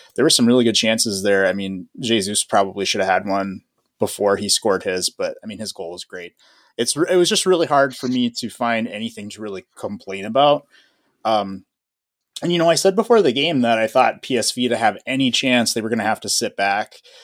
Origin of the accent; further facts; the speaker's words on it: Midwest, United States; I'm from the Midwest